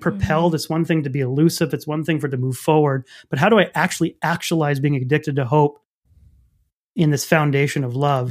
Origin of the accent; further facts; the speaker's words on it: Canada; I'm French Canadian